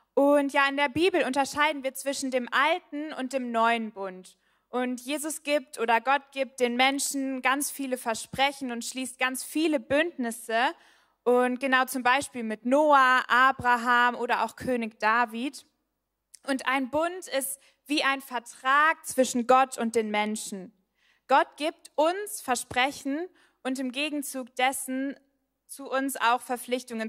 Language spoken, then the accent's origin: German; Bielefeld, North Rhine-Westphalia, Germany; now in Heidelberg, Germany; ich komme ursprünglich aus Bielefeld